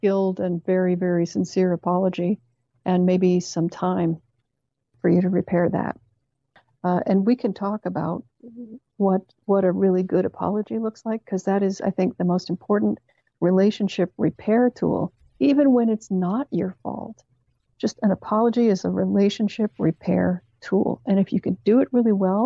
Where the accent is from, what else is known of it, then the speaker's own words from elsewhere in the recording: Canada; Canada, where I grew up